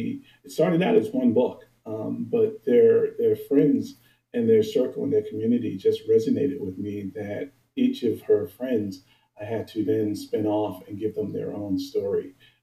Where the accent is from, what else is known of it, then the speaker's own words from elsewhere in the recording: New York City, New York, United States; native New Yorker, proud of it.